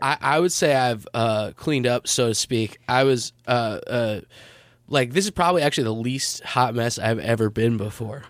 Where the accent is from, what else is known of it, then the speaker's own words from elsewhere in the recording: Long Island, New York, United States; also born or lived in Villanova, Pennsylvania; I'm from Long Island